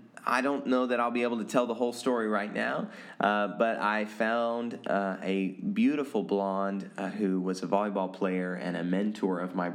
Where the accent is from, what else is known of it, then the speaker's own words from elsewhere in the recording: Oregon, United States; also born or lived in Taiwan / Manila, Philippines; My mom's two sisters and then some of my dad's family, really, really close, all lived in Oregon. And so I grew up getting to know my cousins really, really well.